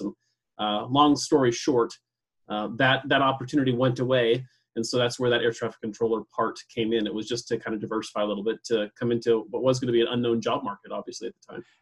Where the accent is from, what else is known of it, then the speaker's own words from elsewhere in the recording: Coeur d'Alene, Idaho, United States; I was born and raised here in Coeur d'Alene